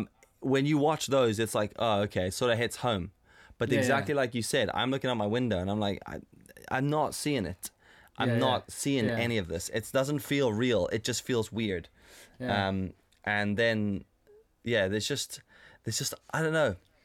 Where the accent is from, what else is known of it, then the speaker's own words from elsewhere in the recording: South Africa; growing up in South Africa and seeing what the States is like